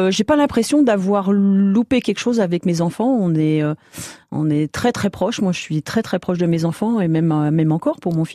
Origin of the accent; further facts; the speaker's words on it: Île-de-France, France; De l'Île-de-France.